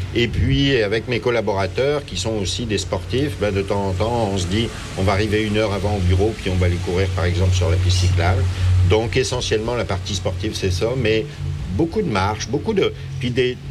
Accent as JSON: {"language": "French", "country": "France", "moved": "as an adult", "lives_now": "Quebec, Canada", "said": "lorsque j'étais en France"}